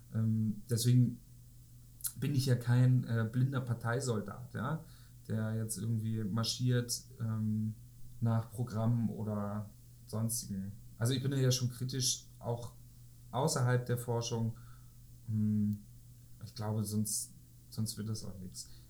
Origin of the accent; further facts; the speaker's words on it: home village about an hour from Kiel, Schleswig-Holstein, Germany; in meinem Heimatdorf, etwa eine Stunde von Kiel